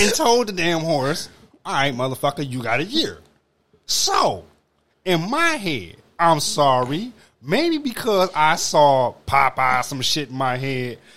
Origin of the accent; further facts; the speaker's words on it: Detroit, Michigan, United States; I grew up on Mac and Van Dyke